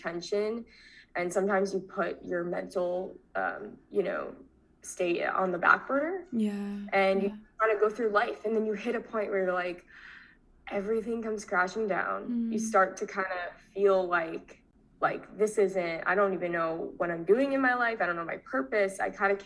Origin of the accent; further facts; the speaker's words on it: Tampa, Florida, United States; also born or lived in Long Island, New York; I moved to Florida